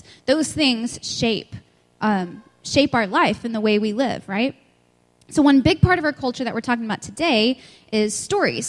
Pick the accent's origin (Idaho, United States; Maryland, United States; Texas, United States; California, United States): Texas, United States; West; I'm from West Texas, so I say antenna